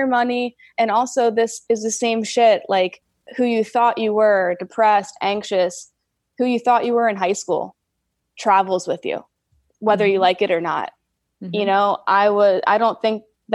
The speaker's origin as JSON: {"language": "English", "region": "New Jersey", "country": "United States", "tie": "born or raised there", "moved": "yes", "said": "So I'm from New Jersey originally"}